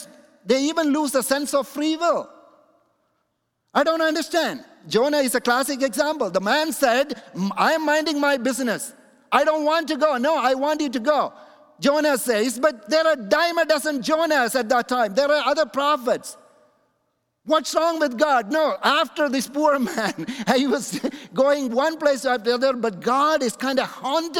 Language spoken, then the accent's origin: English; Kochi, Kerala, India; the place where I'm coming from in my hometown in India is called Kochi